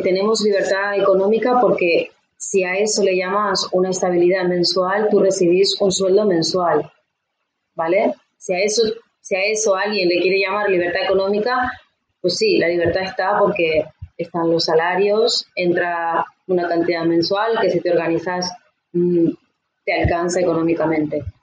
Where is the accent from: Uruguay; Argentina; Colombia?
Uruguay; now in Tarragona, Spain; yo actualmente vivo en Tarragona, en España, eh, pero somos del Uruguay